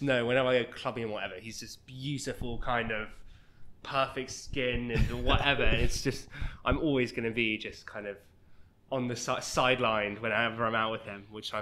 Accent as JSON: {"language": "English", "region": "England", "country": "United Kingdom", "moved": "as an adult", "lives_now": "Toronto, Canada", "said": "I'm very English"}